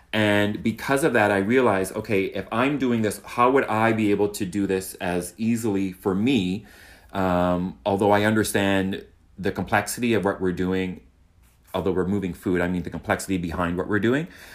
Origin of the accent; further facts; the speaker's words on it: Halifax, Nova Scotia, Canada; now in Toronto, Canada; I'm from Halifax, so why not go to my hometown